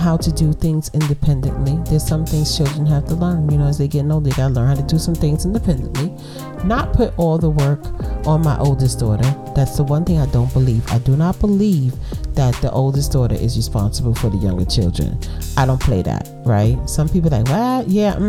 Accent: New York City, New York, United States; Yeah, I'm from Brooklyn

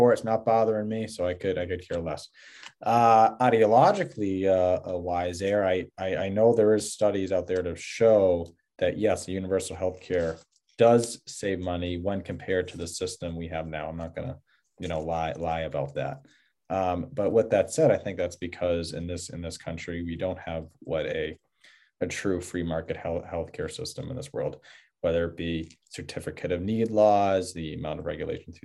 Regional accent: Massachusetts, United States; moved away as an adult; now in New Hampshire, United States; I grew up in Massachusetts

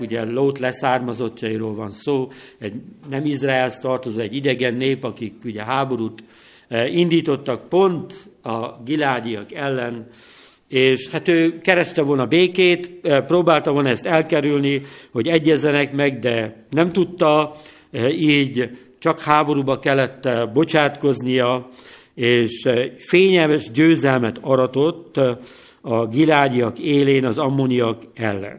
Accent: Tiszavasvári, Szabolcs-Szatmár-Bereg, Hungary; now in Nógrád County, Hungary; Tisza-Vasváriban, eh, nőttem fel

